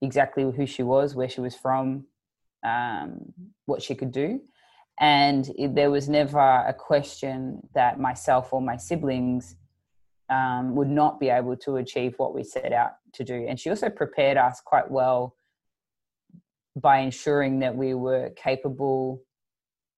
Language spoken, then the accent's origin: English; Melbourne, Victoria, Australia; I grew up in Melbourne, in the southeast suburbs of Melbourne